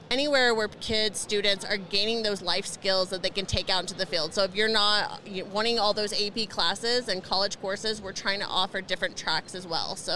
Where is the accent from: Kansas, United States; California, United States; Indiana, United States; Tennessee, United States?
Indiana, United States; now in Colorado, United States; and but when I came from Indiana to Colorado, I became a mom, you know, got married, we bought a house